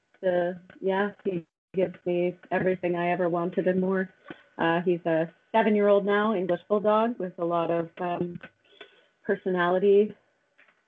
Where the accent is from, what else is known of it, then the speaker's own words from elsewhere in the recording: Duncan, British Columbia, Canada; now in Comox Valley, Canada; I was born in Duncan, BC